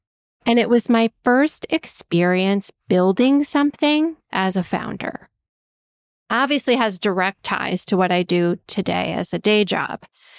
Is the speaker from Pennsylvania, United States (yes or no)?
no; Danbury, Connecticut, United States; I went to Western Connecticut State University in Danbury, Connecticut, my hometown at the time